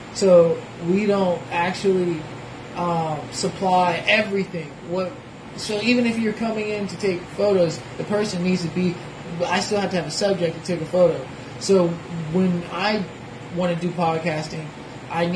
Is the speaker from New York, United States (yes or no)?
no; Tallahassee, Florida, United States; also born or lived in Jacksonville, Florida / Anguilla; I was born here. I was born in Tallahassee. I was born at TMH